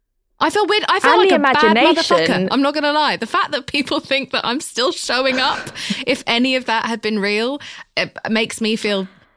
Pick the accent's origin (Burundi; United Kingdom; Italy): United Kingdom; I'm British.